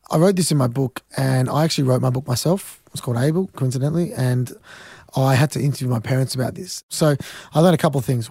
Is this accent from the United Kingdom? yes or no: no; Australia; I'm an Australian tennis player